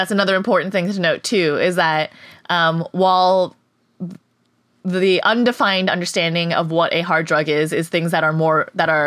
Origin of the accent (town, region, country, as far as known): Canada; now in United States